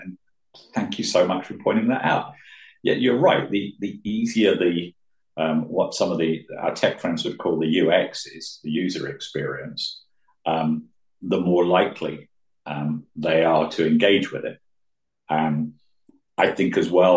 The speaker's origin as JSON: {"language": "English", "country": "United Kingdom", "moved": "yes", "lives_now": "Switzerland", "said": "being British"}